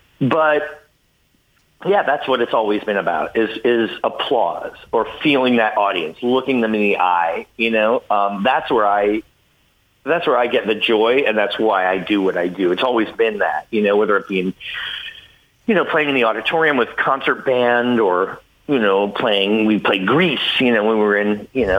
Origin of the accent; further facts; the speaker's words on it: Potsdam, New York, United States; We're from Potsdam, and that was fun too.